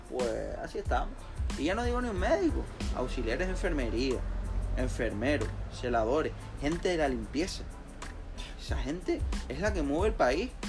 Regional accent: Canary Islands, Spain; nosotros somos de Tenerife y nos dicen que tenemos que ir a La Palma.

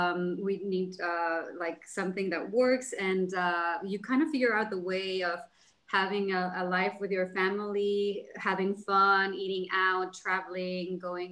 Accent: Cancun, Quintana Roo, Mexico; also born or lived in Jersey City; now in Los Angeles, United States; So hi guys … I am from Cancun, Mexico, but I've lived all over the world and I'm currently living in Los Angeles. I used to live in Jersey City.

